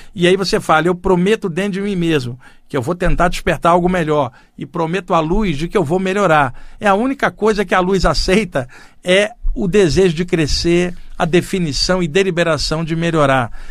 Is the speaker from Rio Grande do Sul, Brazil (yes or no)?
no; Rio de Janeiro, Brazil; now in São Paulo, Brazil; eu cresci no Rio de Janeiro, eu estou aqui em São Paulo há 30 anos